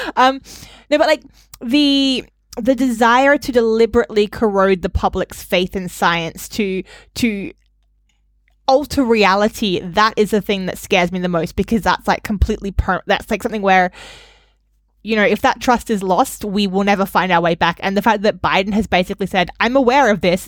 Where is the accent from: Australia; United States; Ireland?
Australia; moved away; growing up in Australia